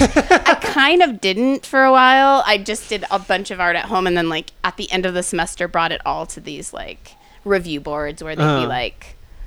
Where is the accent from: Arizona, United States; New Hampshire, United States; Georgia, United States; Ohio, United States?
New Hampshire, United States; I am from New Hampshire.